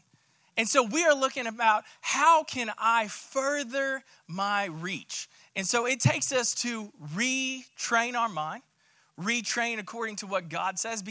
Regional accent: Tulsa, Oklahoma, United States; moved away; I was born and raised in Tulsa, Oklahoma

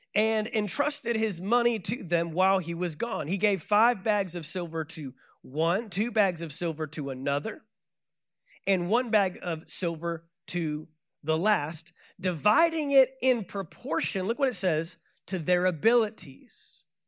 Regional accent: Dallas, Texas, United States; I am from Dallas, Texas

